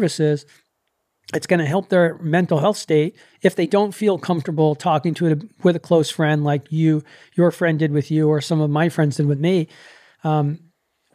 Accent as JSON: {"language": "English", "region": "New York", "country": "United States", "said": "I'm a New Yorker"}